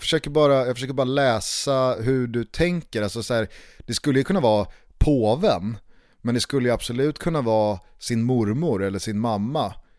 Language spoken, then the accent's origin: Swedish; Stockholm, Stockholm County, Sweden; hemma i Vällingby